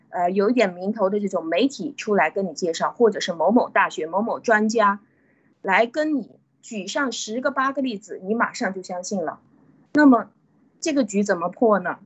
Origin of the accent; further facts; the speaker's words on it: China; 我们中国人